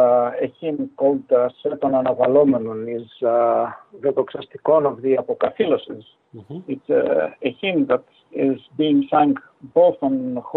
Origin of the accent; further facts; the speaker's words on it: Macedonia, Greece; English is a second language; moved away as an adult; also born or lived in Thessaloniki, Greece; now in Gainesville, United States; Yes, I come from Greece. I was born in a town in northern Greece, in Macedonia. My family was always very close to the church, and so I grew up in a very Christian environment with strong faith